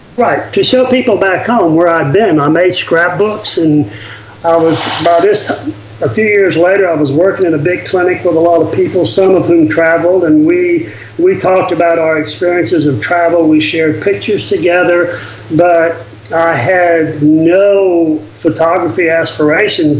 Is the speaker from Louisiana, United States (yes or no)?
yes; Louisiana, United States; I grew up in Louisiana in, in an era and um, in a family that really didn't travel much